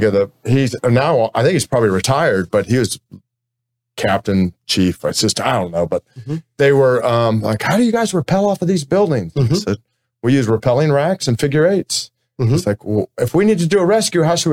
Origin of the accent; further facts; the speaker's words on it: Florida, United States; I'm from Florida